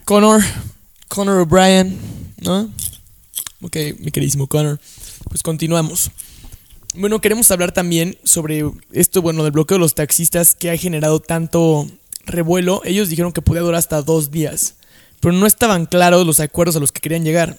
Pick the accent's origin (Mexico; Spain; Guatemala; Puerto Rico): Mexico; somos un país de, puta madre, güey